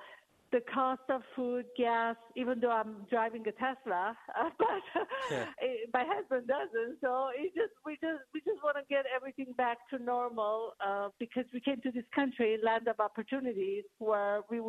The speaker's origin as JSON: {"language": "English", "country": "Iran", "moved": "as an adult", "lives_now": "California, United States", "said": "I came from Iran. I'm an Armenian from Iran."}